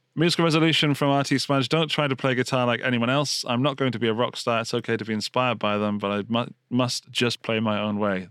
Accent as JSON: {"language": "English", "region": "England", "country": "United Kingdom", "said": "Being English"}